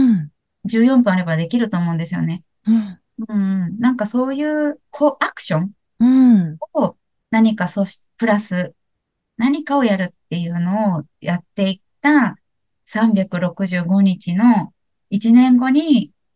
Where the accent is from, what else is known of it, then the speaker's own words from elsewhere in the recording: Kansai, Japan; 私関西出身なんで